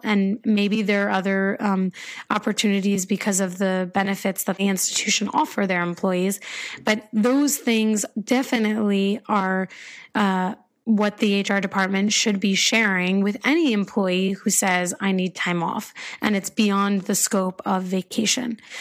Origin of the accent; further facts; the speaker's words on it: United States; I'm American